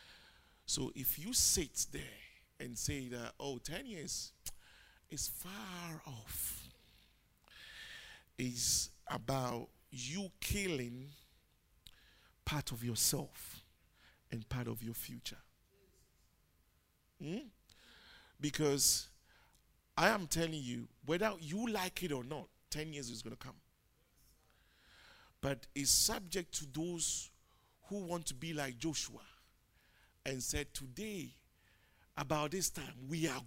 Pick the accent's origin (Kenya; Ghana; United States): Ghana; moved away; I'm not English. I'm a Ghanaian